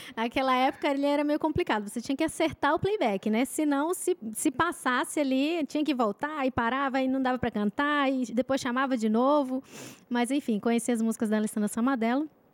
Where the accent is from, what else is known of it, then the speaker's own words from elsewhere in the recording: Manaus, Amazonas, Brazil; now in São José dos Campos, Brazil; Manaus, Amazonas